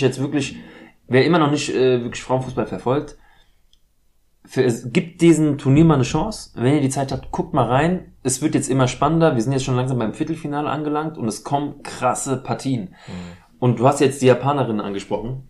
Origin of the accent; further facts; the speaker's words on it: Frankfurt, Hesse, Germany; Ich bin in Deutschland geboren, ich bin in Frankfurt